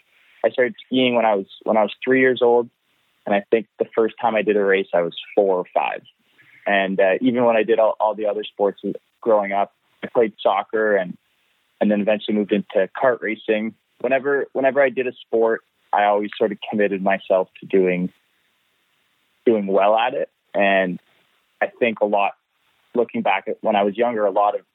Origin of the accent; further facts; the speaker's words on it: Ottawa, Ontario, Canada; now in Mont-Tremblant, Canada; I was born in Ottawa. I grew up in Ottawa